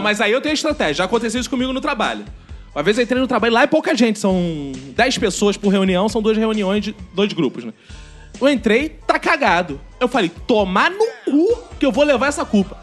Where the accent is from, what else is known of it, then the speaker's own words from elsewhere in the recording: Jacarepaguá, Rio de Janeiro, Brazil; eu sou do interior de Jacarepaguá